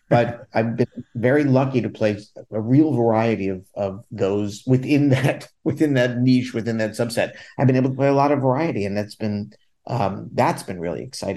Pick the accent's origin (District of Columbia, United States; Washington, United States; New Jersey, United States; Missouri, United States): District of Columbia, United States; Washington; moved away as an adult; also born or lived in Los Angeles; now in New York, United States; I'd spent a bunch of time, like 6 years in my hometown of DC doing theater